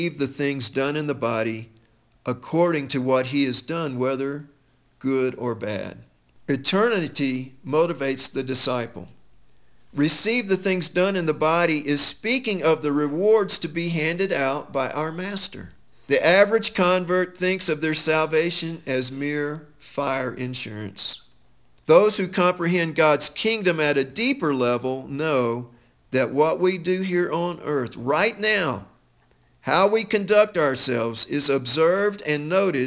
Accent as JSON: {"language": "English", "country": "United States", "said": "as American Christians"}